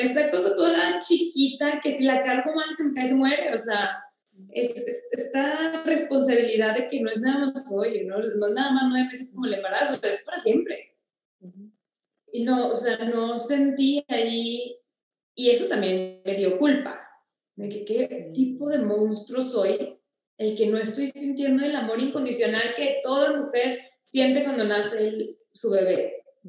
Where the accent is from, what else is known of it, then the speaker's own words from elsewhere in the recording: Torreón, Coahuila, Mexico; yo nací en Torreón el 16 de junio